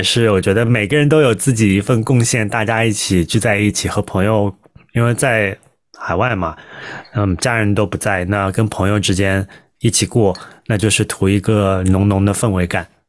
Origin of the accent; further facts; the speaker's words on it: China; 就好像我们作为中国人。